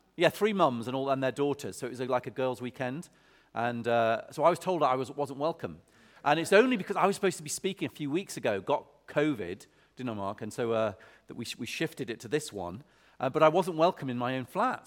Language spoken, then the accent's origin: English; Lancaster, North West England, United Kingdom; now in Oxford, United Kingdom; when I was a kid, I grew up, I grew up in Lancaster